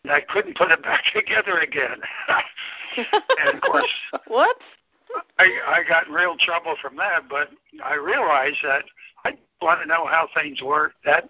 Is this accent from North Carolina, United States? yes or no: no; New Jersey, United States; also born or lived in Buffalo, United States / Orange County, United States; I started out in Buffalo. I was born in Buffalo, New York. And then my family moved to Southern California in Orange County. And then they moved back to New Jersey in Bergen County. So I spent my high school years in New Jersey.